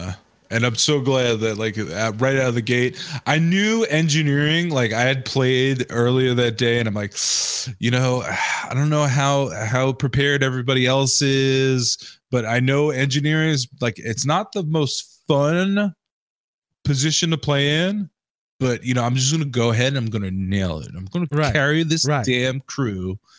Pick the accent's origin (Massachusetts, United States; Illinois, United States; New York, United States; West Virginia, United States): New York, United States; Queens; So growing up in Queens, New York, you know, latchkey kid, if you will, our Genovese had a dumpster.